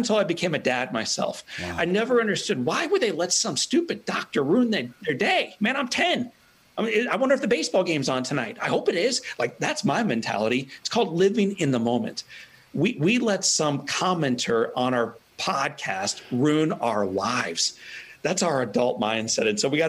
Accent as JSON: {"language": "English", "country": "Italy", "tie": "born or raised there"}